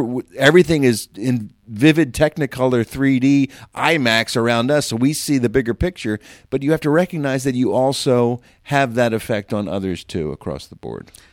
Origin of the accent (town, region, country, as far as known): Philadelphia area, Pennsylvania, United States; born or raised there